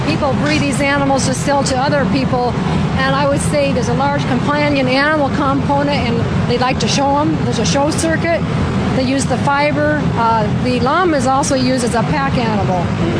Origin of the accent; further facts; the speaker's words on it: Bend, Oregon, United States; Bend, Oregon.